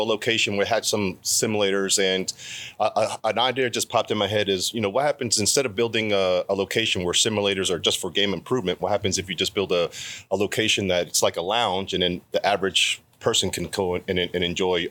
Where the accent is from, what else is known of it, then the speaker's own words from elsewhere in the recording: Baltimore, Maryland, United States; I grew up in Baltimore City